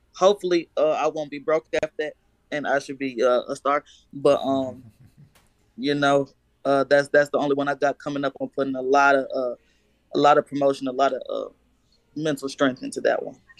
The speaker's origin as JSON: {"language": "English", "town": "Chicago", "region": "Illinois", "country": "United States", "tie": "born or raised there", "moved": "yes", "lives_now": "Manhattan, Kansas, United States", "said": "I was born in Chicago. I actually live in Kansas at the moment."}